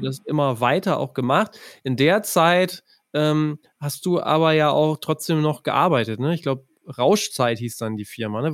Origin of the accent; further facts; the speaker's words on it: near Ostwestfalen-Lippe, North Rhine-Westphalia, Germany; ich komme ja aus der Nähe von OWL